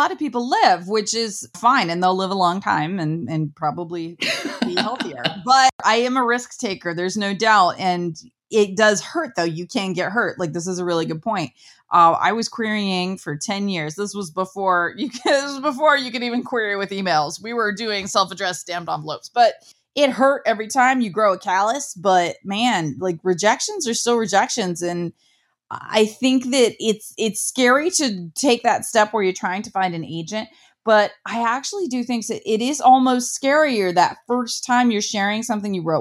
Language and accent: English; Midwest, United States; I'm from the Midwest